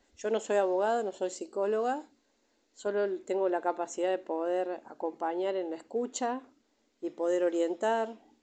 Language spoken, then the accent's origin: Spanish; Buenos Aires, Argentina; moved away as an adult; now in Villa Mercedes, Argentina; yo soy de Buenos Aires, hace ya 17 años que estoy acá en Villa Mercedes, vine con mi familia